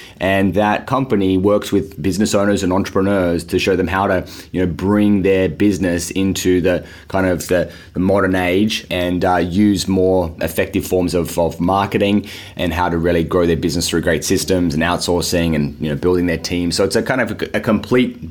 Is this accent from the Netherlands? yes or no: no; Sydney, New South Wales, Australia; as you can maybe start to hear from the accent, I'm from Australia. I grew up here in Sydney